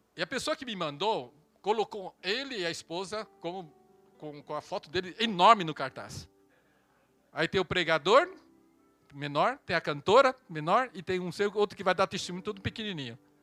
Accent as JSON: {"language": "Portuguese", "country": "Brazil", "tie": "born or raised there", "also_born_or_lived": "Taiwan", "said": "E quando eu vim ao Brasil com sete anos"}